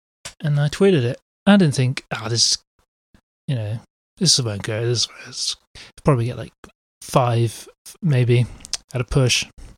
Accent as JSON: {"language": "English", "region": "England", "country": "United Kingdom", "said": "they still don't know that I'm English"}